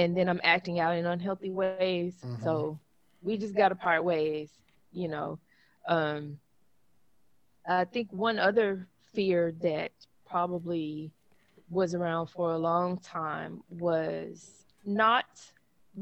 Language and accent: English; Memphis, Tennessee, United States; accent: country; moved away; I grew up in South Memphis